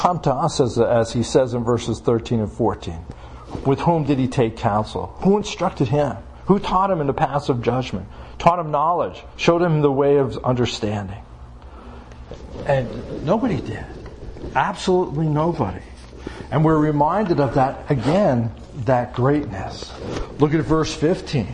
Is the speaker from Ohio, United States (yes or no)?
no; Long Island, New York, United States; now in Pennsylvania, United States; I grew up on Long Island, so we oftentimes went down to what we call Jones Beach